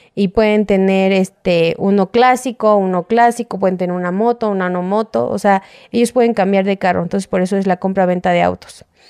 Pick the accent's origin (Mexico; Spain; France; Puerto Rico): Mexico; Mexico City; soy de aquí de la Ciudad de México